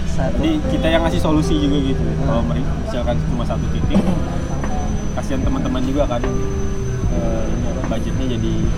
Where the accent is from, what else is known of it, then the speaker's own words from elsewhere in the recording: Kalimantan, Indonesia; kita dari Kalimantan